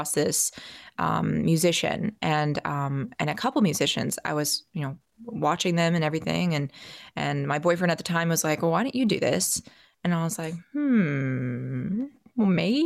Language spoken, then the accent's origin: English; Atlanta, Georgia, United States; born or raised there; also born or lived in Virginia